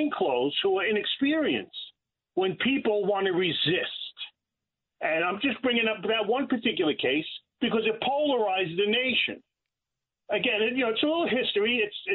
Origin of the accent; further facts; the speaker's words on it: New York City, New York, United States; I grew up in Brooklyn.